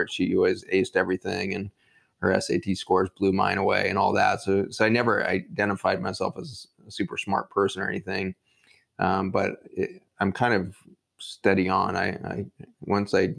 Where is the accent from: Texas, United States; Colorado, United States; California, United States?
Colorado, United States; Boulder; grew up outside of Boulder, Colorado, and in the housing projects that were outside of Boulder there